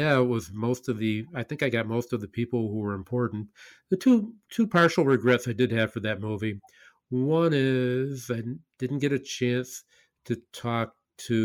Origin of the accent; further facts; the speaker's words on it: Buffalo, New York, United States; we were regarded as an industrial, a bleak industrial wasteland by the rest of the world